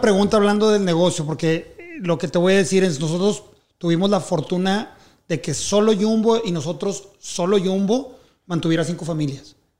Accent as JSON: {"language": "Spanish", "country": "Mexico", "said": "siendo un artista mexicano"}